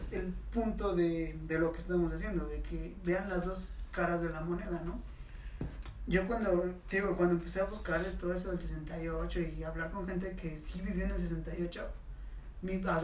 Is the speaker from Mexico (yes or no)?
yes; Mexico; Que han pasado, sucedido muchos hechos que han marcado la historia del México actual. Y que como mexicanos no lo valoramos.